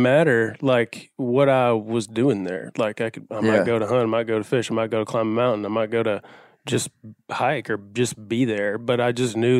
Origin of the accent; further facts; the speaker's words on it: the Delta, East Arkansas, United States; I grew up very much a traditional Arkansas upbringing. I'm from East Arkansas in the Delta, and I grew up hunting and fishing over there with my dad.